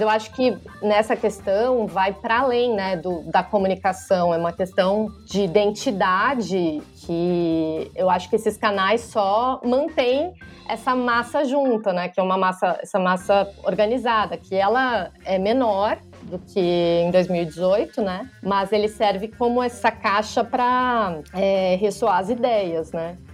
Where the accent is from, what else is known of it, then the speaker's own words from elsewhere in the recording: Rio Grande do Sul, Brazil; now in São Paulo, Brazil; sou jornalista, moro em São Paulo, uh, sou do Rio Grande do Sul